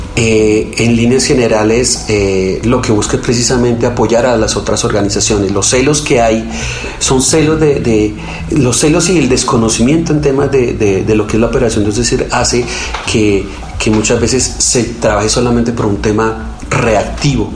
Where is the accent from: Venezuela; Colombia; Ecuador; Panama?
Colombia; quedamos un team de 8 colombianos